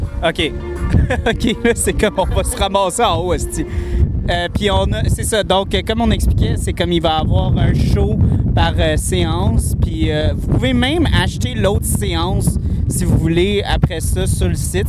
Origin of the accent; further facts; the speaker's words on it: Montreal, Quebec, Canada; je viens de Montréal